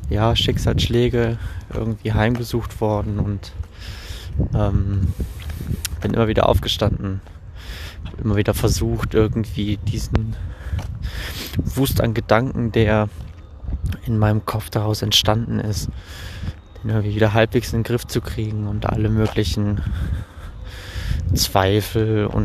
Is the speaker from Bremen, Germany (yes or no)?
no; Düsseldorf, North Rhine-Westphalia, Germany; born there; now in Bielefeld, Germany; bin äh, 25 Jahre alt und ähm, ja, wie schon erwähnt, lebe ich in Bielefeld, gebürtig bin ich aus Düsseldorf, also in recht echte Rheinländer.